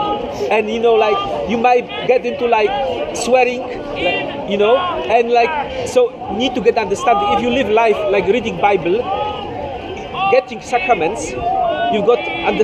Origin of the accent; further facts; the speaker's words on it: Poland; From Poland.